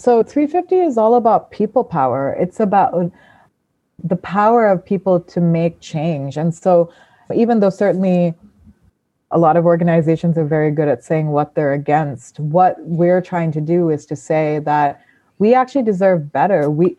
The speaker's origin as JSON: {"language": "English", "country": "Sri Lanka", "also_born_or_lived": "Thailand", "moved": "as an adult", "lives_now": "United States", "said": "So I came to the US when I was 18 for university. I'm from Sri Lanka and Thailand. I sort of grew up between those two places"}